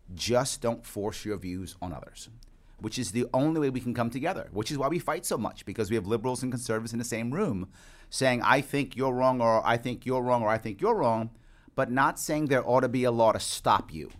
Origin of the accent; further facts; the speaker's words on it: New York City, New York, United States; also born or lived in Queens, New York City; I was born in Manhattan, raised in the, in the South Bronx. I live in Queens